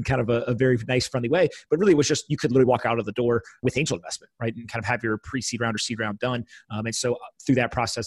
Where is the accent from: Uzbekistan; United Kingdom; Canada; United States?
United States; East Coast; now in New York, United States; I grew up on the East Coast, went to the West Coast